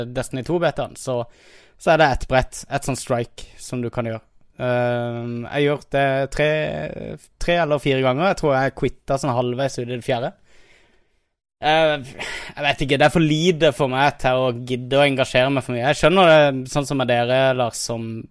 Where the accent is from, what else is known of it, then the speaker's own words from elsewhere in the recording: Kristiansand, Agder, Norway; jeg er jo kristiansander